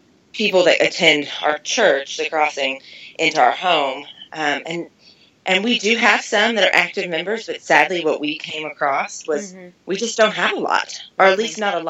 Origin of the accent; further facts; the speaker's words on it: Kentucky, United States; accent: twang; now in Las Vegas, United States; I'm from Kentucky, and so I'm obviously the twang